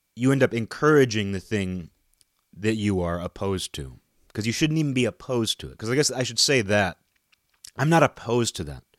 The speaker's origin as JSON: {"language": "English", "region": "Western Washington", "country": "United States", "tie": "born or raised there", "said": "I live in Western Washington"}